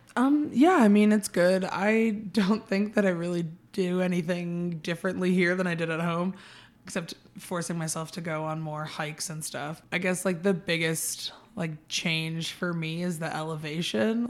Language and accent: English; San Diego, California, United States; moved away as an adult; now in Prescott, United States; I'm from San Diego, so kind of like a really big city